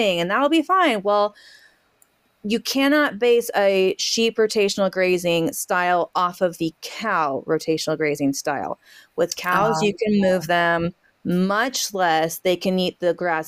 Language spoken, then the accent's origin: English; Southwest, United States; also born or lived in Central Kentucky; now in Kentucky, United States; I grew up in the Southwest